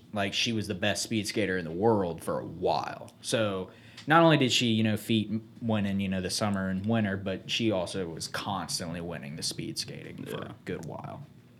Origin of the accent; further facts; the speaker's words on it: Vidalia, Georgia, United States; So I was born in Vidalia, Georgia in 96.